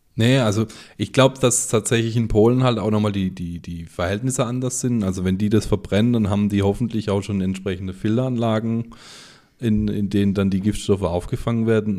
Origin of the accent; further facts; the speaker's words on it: Germany; bei uns in Deutschland